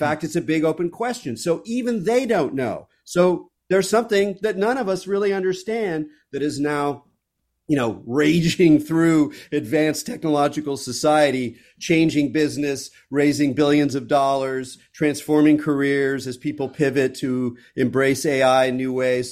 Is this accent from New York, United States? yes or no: no; California, United States; I'm a Californian